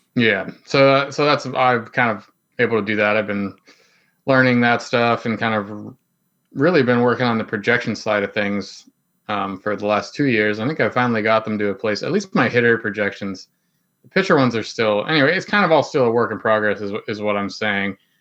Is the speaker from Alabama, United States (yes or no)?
no; Plum, Pennsylvania, United States; I grew up in Plumborough, P